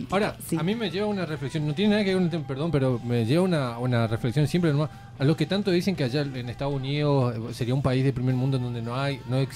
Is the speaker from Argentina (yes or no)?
yes; Chaco, Argentina; eso, porque soy chaqueño. ¿no? ¿Viste? Uh, saltó lo de chaqueño, bueno.